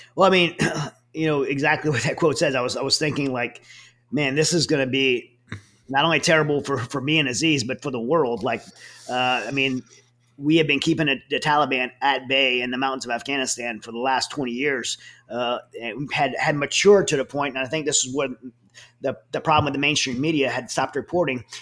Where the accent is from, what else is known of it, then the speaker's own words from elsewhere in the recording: Southern Louisiana, United States; accent: Cajun; my Cajun accent, my Cajun uh, like uh, speech impediment